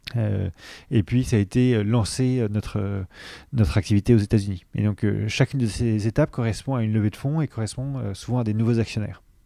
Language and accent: French; Paris, Île-de-France, France; Augustin et moi, on a grandi à Paris